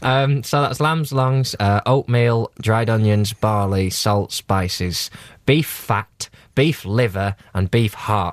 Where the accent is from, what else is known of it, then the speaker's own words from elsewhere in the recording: England, United Kingdom; I, as an Englishman